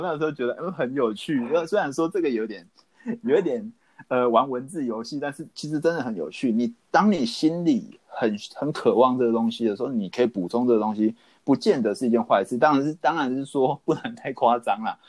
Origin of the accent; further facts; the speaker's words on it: Taiwan; 我们台湾人